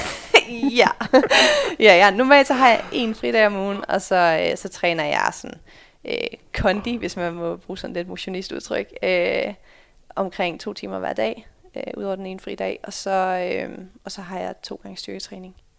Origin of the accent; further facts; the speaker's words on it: Sørvad, Central Denmark Region, Denmark; moved away as an adult; also born or lived in Netherlands / United States / Fredericia; jeg er født i Holland, øh, flyttede allerede til Danmark, da jeg var fem måneder. Øh, flyttede til en, en lille by, der hedder Sørvad, øh, som ligger lidt over Herning